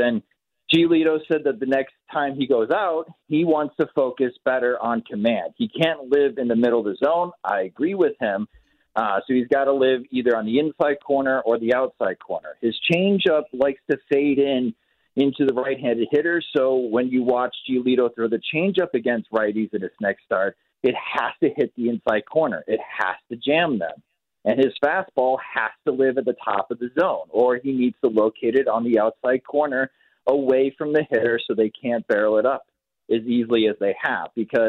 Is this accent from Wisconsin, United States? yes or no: yes; Wisconsin, United States; moved away; I grew up in Wisconsin